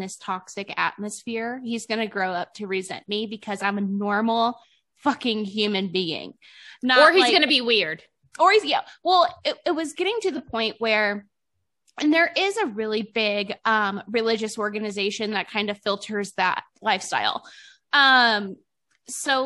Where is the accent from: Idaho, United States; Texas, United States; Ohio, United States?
Ohio, United States; Cleveland; also born or lived in Utah; now in Nevada, United States; I'm from Cleveland originally